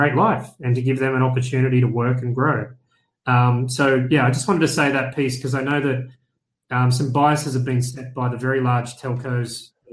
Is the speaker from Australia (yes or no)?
yes; Australia; I'm from Australia